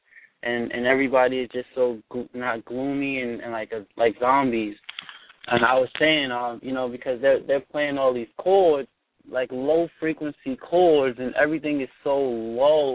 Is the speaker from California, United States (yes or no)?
no; New York City, New York, United States; I'm from the Bronx. I'm from the hood.